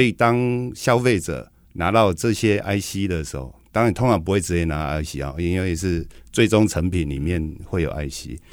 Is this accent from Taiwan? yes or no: yes; Taoyuan, Taiwan; 因为我是桃园人，所以刚开始的时候我是每天桃园新竹这样通车